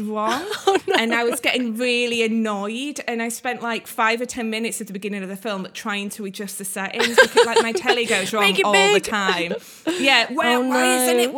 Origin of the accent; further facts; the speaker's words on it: Leeds, Yorkshire and the Humber, United Kingdom; Leeds is kind of further inland where I grew up